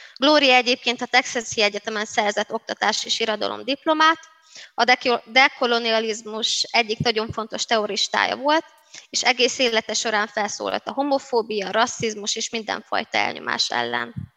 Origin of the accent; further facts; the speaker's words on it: Szabolcs-Szatmár-Bereg, Hungary; first language Hungarian; now in Budapest, Hungary; romaként, de magyar anyanyelvűként, szabolcsiként, pestiként